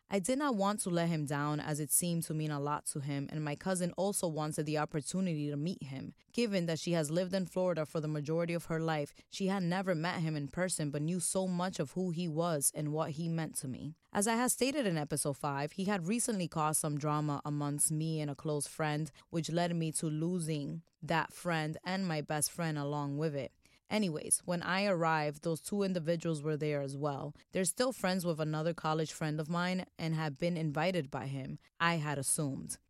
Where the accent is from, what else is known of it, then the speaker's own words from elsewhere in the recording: Dominican Republic; moved away; my home country, the Dominican Republic.